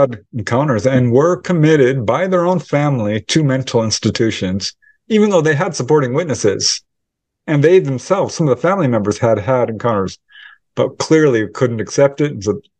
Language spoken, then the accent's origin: English; Topanga, California, United States; I grew up in Topanga Canyon, which was filled with owls.